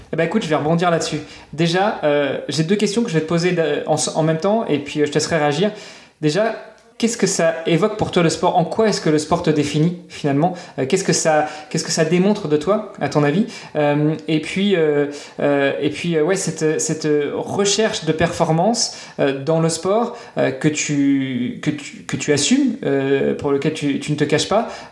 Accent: Normandy, France; moved away; je suis normand à la base

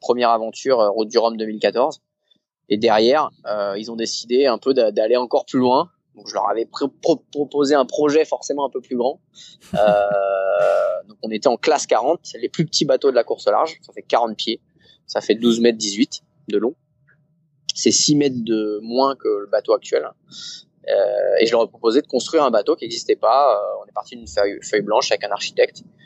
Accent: Saint-Malo, Brittany, France; moi je suis de Saint-Malo

